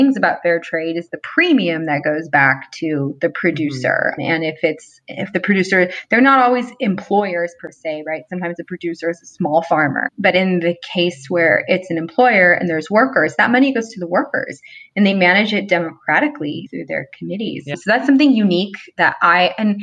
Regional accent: Los Angeles, California, United States; I'm from

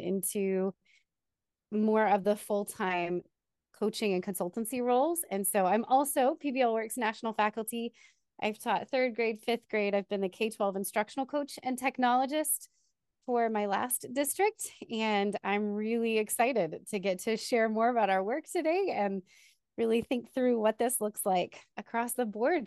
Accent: Texas, United States; also born or lived in Austin, Texas / Wichita Falls, Texas; now in San Antonio, United States; originally I am from Texas

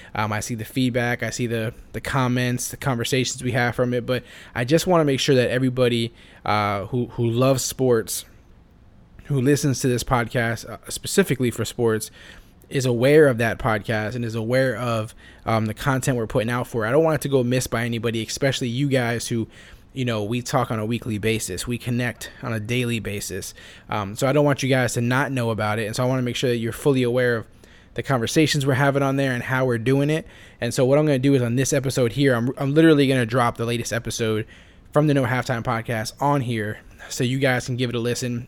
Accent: Florida, United States; I grew up in Florida

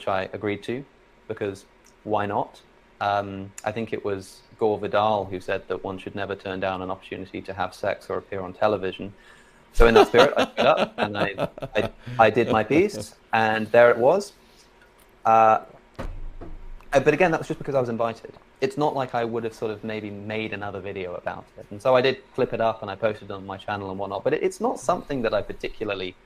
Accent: Oxford, South East England, United Kingdom; I'm from Oxford originally

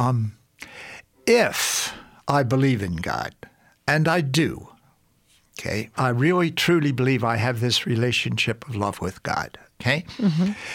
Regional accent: Baltimore, Maryland, United States; grew up in Baltimore, Maryland

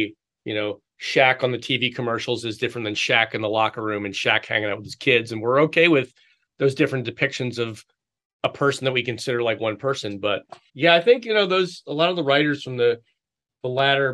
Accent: Philadelphia, Pennsylvania, United States; now in Chicago, United States; I grew up in the Philadelphia area

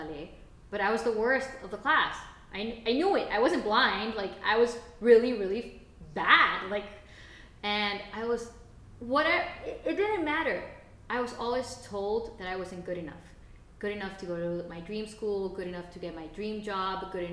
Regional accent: Costa Rica; English is a second language; we grew up in Costa Rica? Growing up in Latin America

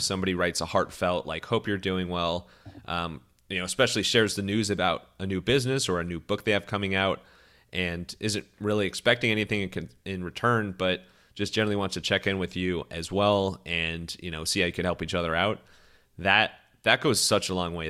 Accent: Cleveland, Ohio, United States; I'm from Cleveland

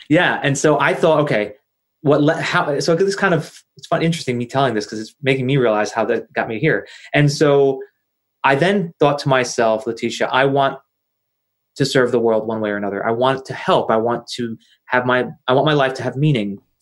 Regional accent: New Jersey, United States; I'm from New Jersey and uh, born and raised in New Jersey, not far from New York City

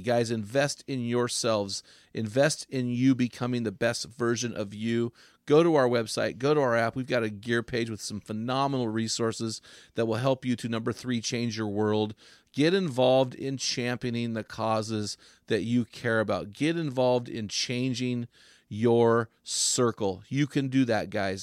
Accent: San Luis, California, United States; where we grew up in San Luis

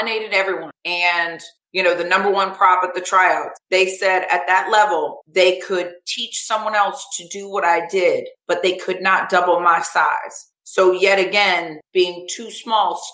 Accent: Vero Beach, Florida, United States; I grew up in Vero Beach, Florida

